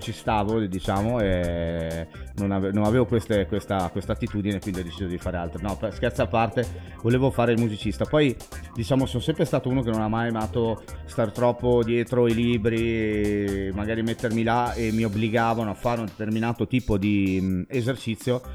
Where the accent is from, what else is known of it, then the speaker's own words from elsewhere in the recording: Bolzano, Trentino-Alto Adige, Italy; also born or lived in Merano area; io come DJ sono nato nel Meranese e non a Bolzano, anche se in realtà sono nato a Bolzano